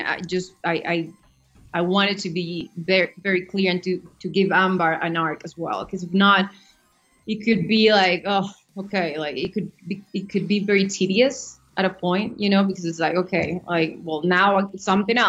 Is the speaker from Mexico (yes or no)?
yes; Mexico; moved away as an adult; also born or lived in New York; now in United States; I come from Mexico. I've been in the States for the last 3 years, but I moved to the States when I was 18 to study acting